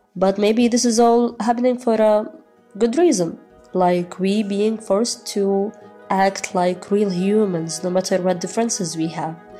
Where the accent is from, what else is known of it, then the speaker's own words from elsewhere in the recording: Gaza Strip, Palestine; I'm from Gaza. I live in the north in one of the most crowded camps of this Strip, called Jabalia Camp.